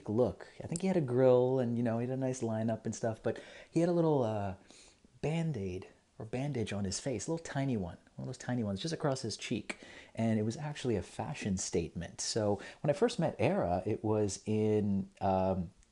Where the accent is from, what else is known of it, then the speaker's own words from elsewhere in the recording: Toronto, Ontario, Canada; growing up in Scarborough, in high school in the early 2000s